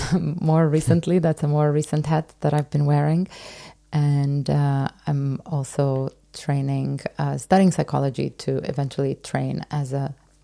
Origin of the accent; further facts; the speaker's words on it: Romania; also born or lived in Canada; now in Berlin, Germany; So I've been in Berlin for 13 years. I'm originally from Eastern Europe, Romania, but I've arrived here via Canada